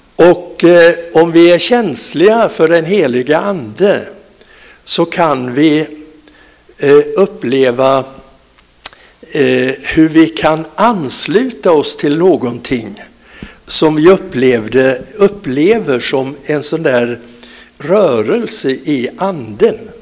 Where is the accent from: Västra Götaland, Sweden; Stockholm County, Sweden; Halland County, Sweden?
Halland County, Sweden; Falkenberg; born or raised there; also born or lived in Vessigebro